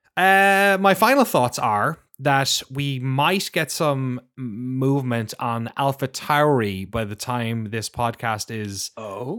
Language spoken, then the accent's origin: English; Ireland; Growing up in Ireland and having like being exposed to a lot of BBC